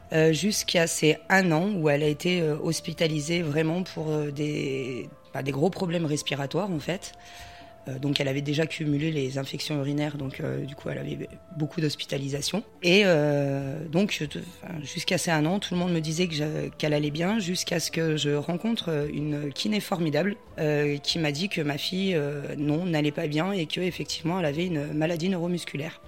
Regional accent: Voreppe, Auvergne-Rhône-Alpes, France; je viens de Vorep et je suis auxiliaire de vie

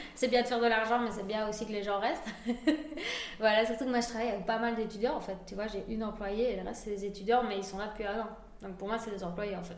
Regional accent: Spain; now in Liège, Belgium; je suis espagnole

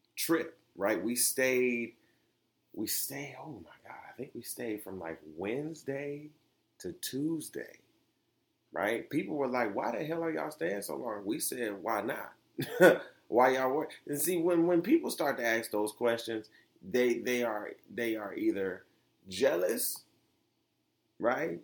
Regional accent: Detroit, Michigan, United States; I was raised in Detroit

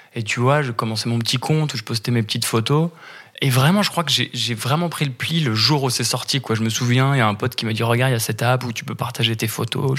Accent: Paris, Île-de-France, France; j'habite à Paris, en France. Je suis né à Paris, en France.

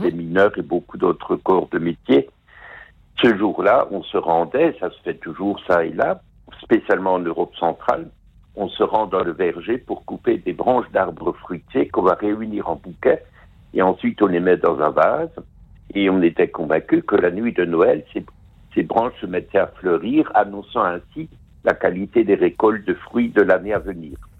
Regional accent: Alsace, Grand Est, France; chez nous en Alsace

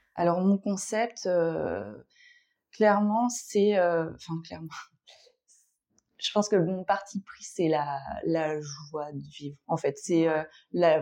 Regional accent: Brittany, France; moved away as an adult; now in Paris, France; je suis bretonne à la base, j'ai quitté la Bretagne euh, vers mes 30 ans.

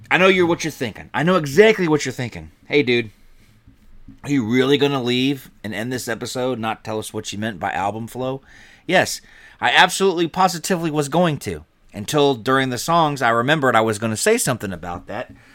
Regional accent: Georgia, United States; moved away; also born or lived in Chicago; I grew up in Georgia, so I was a shelter kid

